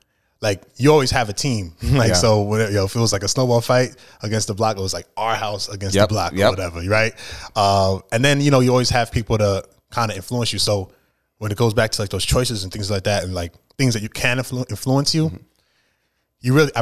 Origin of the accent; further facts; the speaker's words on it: New York City, New York, United States; Man, I love Brooklyn, bro. It was so amazing just because we grew up around so many different ethnicities and all that kind of stuff.